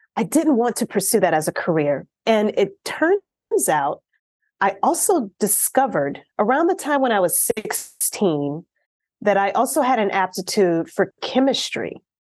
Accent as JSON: {"language": "English", "region": "Louisiana", "country": "United States", "said": "I'm originally from Louisiana, the state of Louisiana"}